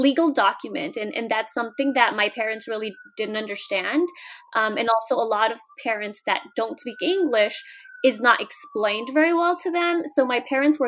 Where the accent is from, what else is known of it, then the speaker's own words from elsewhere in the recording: California, United States; moved away as an adult; also born or lived in Mexico; now in Washington, D.C., United States; I grew up in California, born in Mexico